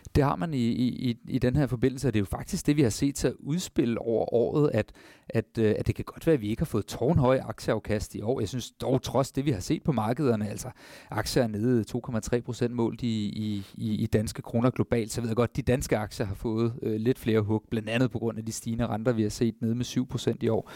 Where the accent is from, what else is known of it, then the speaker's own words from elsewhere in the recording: Denmark; For os som danskere